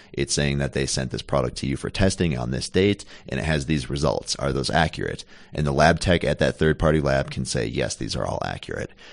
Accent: Minnesota, United States; Born and raised in Minnesota and went to school there, went to college there.

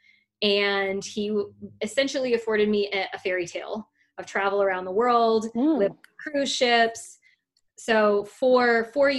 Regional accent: South Louisiana, United States; I'm from South Louisiana

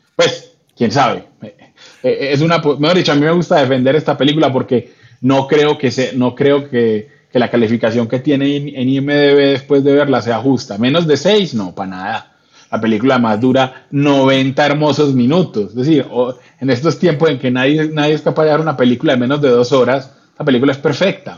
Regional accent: Colombia; como colombiano

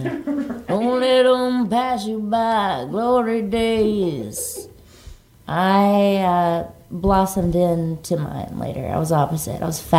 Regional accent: Mississippi, United States; I'm from Mississippi

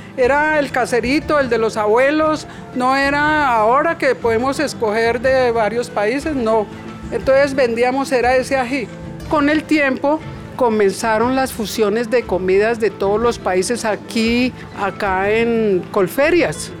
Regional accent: Bogotá, Colombia; yo soy de aquí de Bogotá

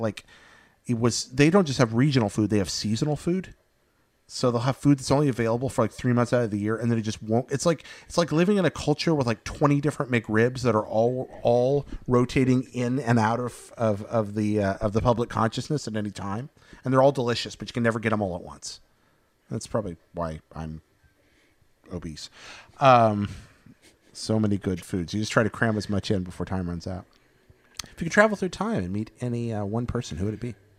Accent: Northeast Alabama, United States; now in California, United States; I'm from Northeast Alabama, like the, the Pine Forest area

